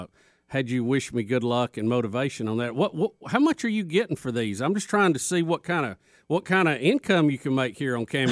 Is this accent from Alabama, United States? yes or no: yes; Jacksonville, Alabama, United States; I'm from Jacksonville, Alabama.